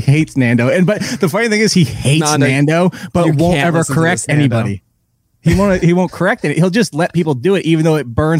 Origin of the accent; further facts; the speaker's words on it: Passaic, New Jersey, United States; Passaic, New Jersey.